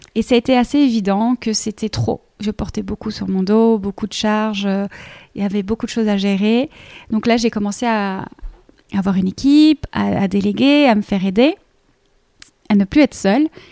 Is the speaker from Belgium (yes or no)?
yes; Belgium; accent: Belgian; moved away as an adult; now in Paris, France; moi je suis belge, euh, comme ça, vous le savez tous pour le petit accent